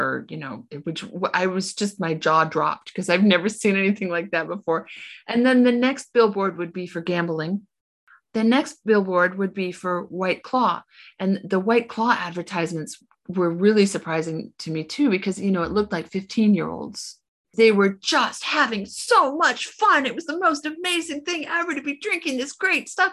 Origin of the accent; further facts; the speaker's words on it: United States; moved away as an adult; also born or lived in Illinois; now in Portugal; I was at home in the United States this summer